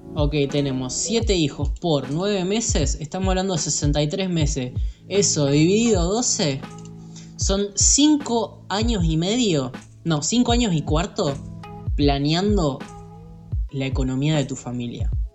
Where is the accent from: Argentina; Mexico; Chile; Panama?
Argentina; como todo argentino